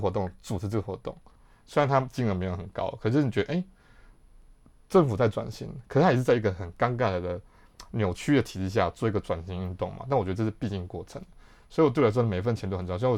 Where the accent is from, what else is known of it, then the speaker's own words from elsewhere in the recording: Yilan County, Taiwan; 我是宜兰人